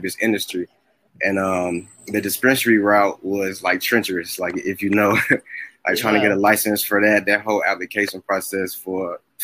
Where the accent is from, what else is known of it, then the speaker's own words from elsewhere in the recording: Chicago, Illinois, United States; now in Missouri, United States; I'm from Chicago. I live in Missouri now.